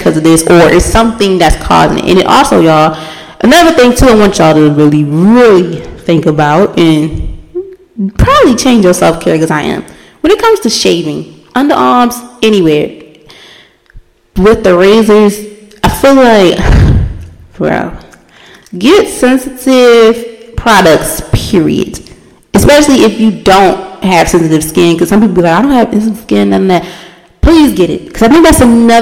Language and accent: English; United States; As a black person, especially as African American woman